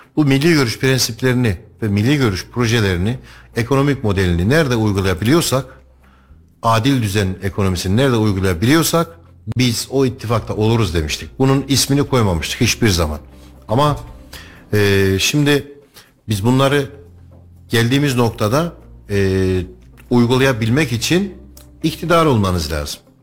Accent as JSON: {"language": "Turkish", "town": "Kayseri", "region": "Kayseri Province", "country": "Turkey", "tie": "born or raised there", "said": "45 yıldır ben bu topraklarda büyüdüm. Bu toprakların sokaklarında büyüdüm."}